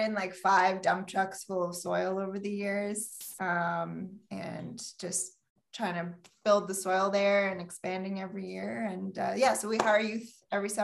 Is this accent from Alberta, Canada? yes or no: no; Sudbury, Ontario, Canada; also born or lived in Toronto / Peterborough; I was born and raised here in Sudbury